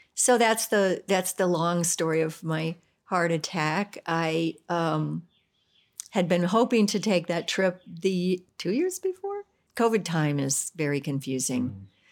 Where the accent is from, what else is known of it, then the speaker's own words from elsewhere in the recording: United States; I'm American